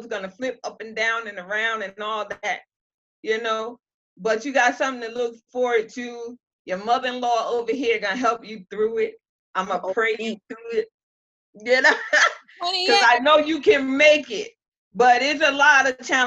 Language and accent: English; New Haven, Connecticut, United States; moved away; I am from, I was raised in New Haven, Connecticut